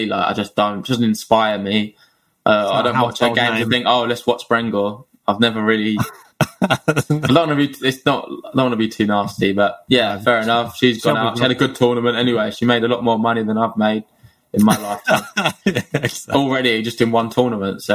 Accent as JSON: {"language": "English", "area": "Essex", "region": "East of England", "country": "United Kingdom", "said": "I'm from Essex"}